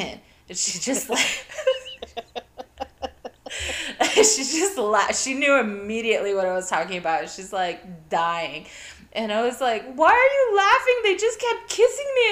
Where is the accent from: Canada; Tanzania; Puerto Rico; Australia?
Puerto Rico; also born or lived in Ohio, United States; I'm from Puerto Rico, and when I was really young, this was like, we moved from Ohio